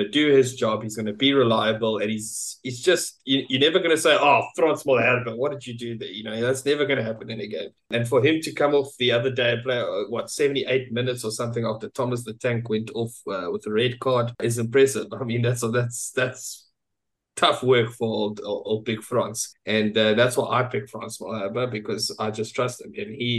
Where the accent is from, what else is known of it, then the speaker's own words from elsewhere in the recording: Lowveld, Mpumalanga, South Africa; us Lowfelders